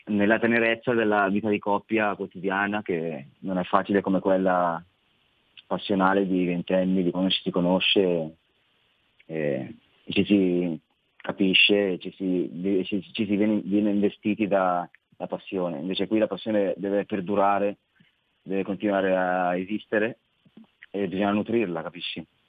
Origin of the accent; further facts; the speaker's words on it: Saronno, Lombardy, Italy; also born or lived in Tradate; in realtà sono di Saronno